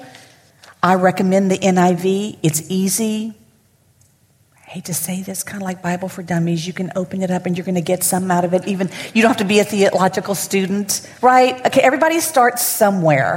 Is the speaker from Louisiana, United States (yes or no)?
yes; Lafayette, Louisiana, United States; I'm born and raised in Lafayette.